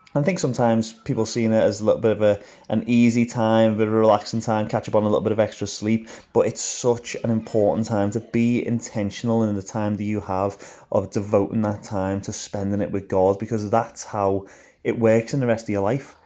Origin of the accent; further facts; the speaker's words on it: Liverpool, North West England, United Kingdom; moved away as an adult; now in Belfast, United Kingdom; I am from Liverpool, so I've lived in Liverpool most of my life, but about nine years ago now, I moved over to just outside Belfast in Northern Ireland